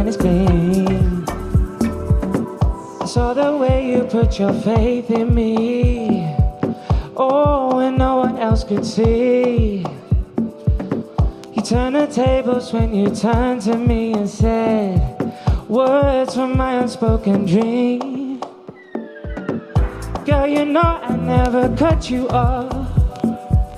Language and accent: English; Wolverhampton, West Midlands, United Kingdom; I'm a local lad. I grew up in Newbridge, just behind the Compton training facility